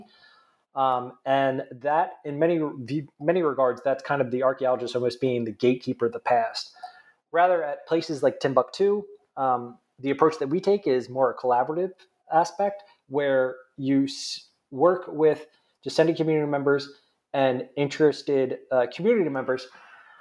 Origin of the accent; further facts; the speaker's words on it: New Jersey, United States; accent: nasally; I'm originally from New Jersey, if you can't tell by my nasally accent